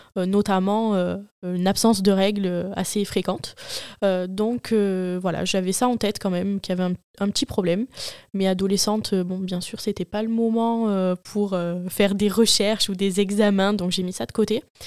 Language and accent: French; Marseille, Provence-Alpes-Côte d'Azur, France; Je suis marseillaise, née à Marseille et euh, j'habite actuellement à côté de Marseille